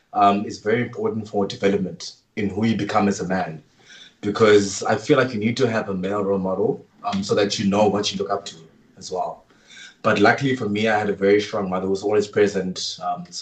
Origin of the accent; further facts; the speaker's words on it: East London, Eastern Cape, South Africa; I'm from East London.